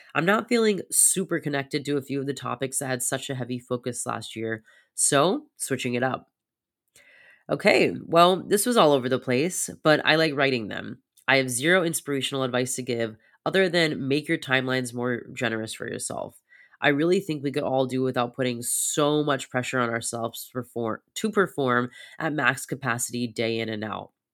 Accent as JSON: {"language": "English", "country": "United States", "tie": "born or raised there", "said": "growing up in very hustle culture of America"}